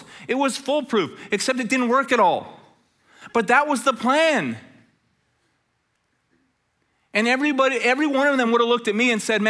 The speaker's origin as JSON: {"language": "English", "town": "Red Deer", "region": "Alberta", "country": "Canada", "said": "we're both from Red Deer. This is great. So we drive back to Red Deer."}